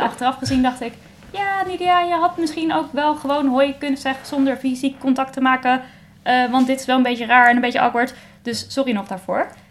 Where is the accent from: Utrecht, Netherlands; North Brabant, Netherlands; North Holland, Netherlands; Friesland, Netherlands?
Utrecht, Netherlands; Baarn; Ik kom zelf uit Baren